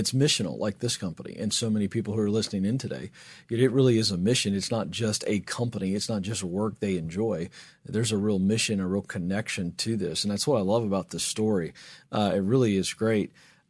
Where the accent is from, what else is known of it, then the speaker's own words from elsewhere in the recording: the South, United States; I think that would just be hysterical because I'm from the South.